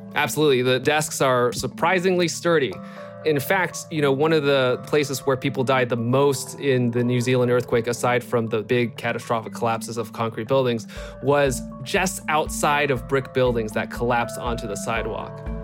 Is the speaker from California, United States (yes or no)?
yes; California, United States; I grew up here in California